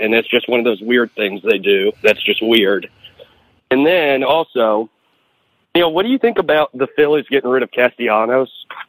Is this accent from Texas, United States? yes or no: no; Memphis, Tennessee, United States; moved away as an adult; now in Philadelphia, United States; I'm from Memphis, but I'm up in Philadelphia. I work up here, lived up here ever since I graduated from Ole Miss.